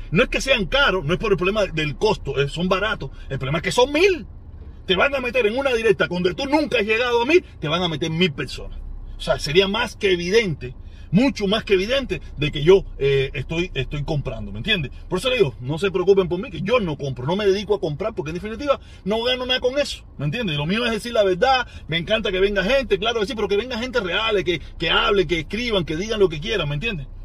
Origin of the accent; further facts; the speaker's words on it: Cuba; moved away; Porque si yo salí de Cuba, yo salí de Cuba buscando una mejoría en todos los sentidos.